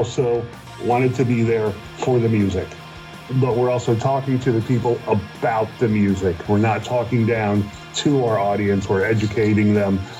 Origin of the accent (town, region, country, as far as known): Ohio, United States; born or raised there; also born or lived in Scranton, Pennsylvania / Bethel, Ohio